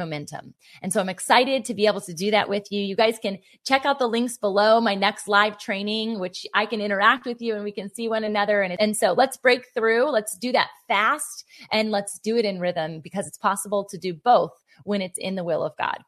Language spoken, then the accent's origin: English; Virginia Beach, Virginia, United States; Virginia Beach, Virginia. And that's my hometown